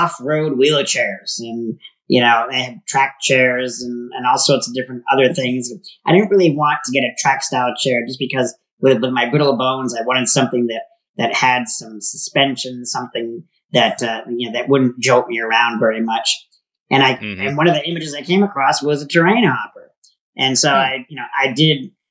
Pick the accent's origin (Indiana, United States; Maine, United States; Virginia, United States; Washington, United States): Maine, United States; now in Tempe, United States; I grew up on the East Coast in Maine